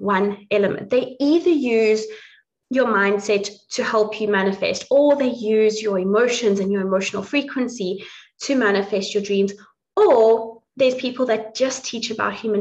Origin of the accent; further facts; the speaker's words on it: South Africa; now in Dublin, Ireland; I grew up in South Africa. I'm now living in Dublin, but I grew up in South Africa, was raised on a plot